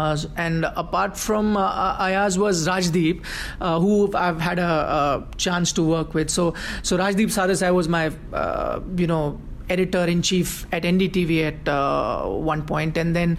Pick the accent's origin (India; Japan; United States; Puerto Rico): India; So at that time, Indians did feel a bit left out, and we weren't doing that well financially.